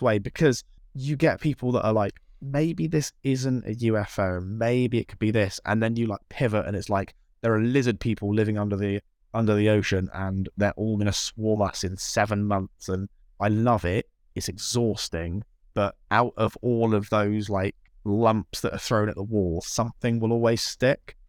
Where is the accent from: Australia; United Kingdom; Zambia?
United Kingdom; South West England; I'm not from the, the U S. I'm from England. I live in a little town in the southwest of England